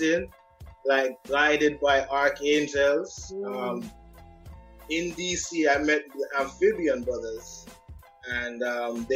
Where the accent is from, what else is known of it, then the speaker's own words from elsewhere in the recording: Ibadan, Oyo, Nigeria; moved away; also born or lived in Jamaica; born at Ibadan University Hospital. So I grew up in Ibadan, in that beautiful part of Nigeria